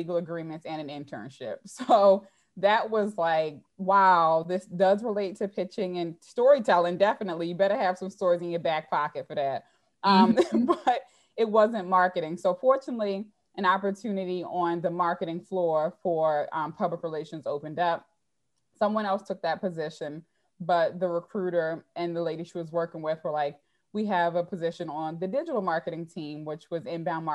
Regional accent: Baltimore, Maryland, United States; in Baltimore, growing up in Baltimore

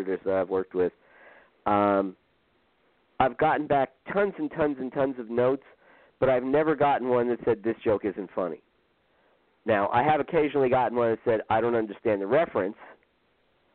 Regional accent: Irvington, New Jersey, United States; my hometown. He's from Irvington, New Jersey, which now makes me the greatest living comedic talent from Irvington, New Jersey

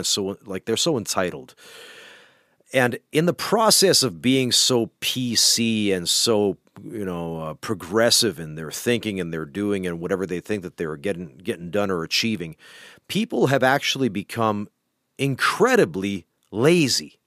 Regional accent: Canada; now in Finland; You can count me in as a Canadian

